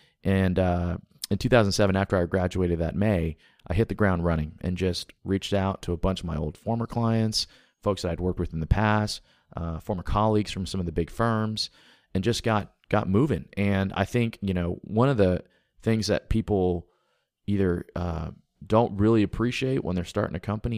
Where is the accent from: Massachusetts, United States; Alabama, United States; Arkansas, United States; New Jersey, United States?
Alabama, United States; also born or lived in Texas / Louisiana / Tennessee / Georgia; But yeah, I grew up in Alabama, but moved around the South a lot when I was younger. So I mean, literally I'm a deep South product. I went to Texas, Louisiana, Tennessee, Georgia, and Alabama.